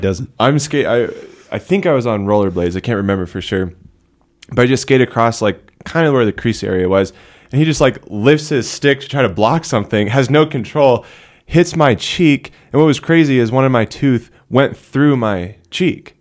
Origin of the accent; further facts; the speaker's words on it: Littleton, Colorado, United States; I'm from Littleton, South Denver, same parish as Father John, St. Francis Cabrini Parish